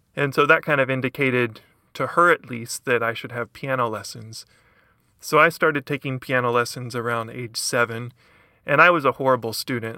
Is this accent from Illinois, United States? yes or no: no; Lexington, Kentucky, United States; originally from kentucky i'm from lexington kentucky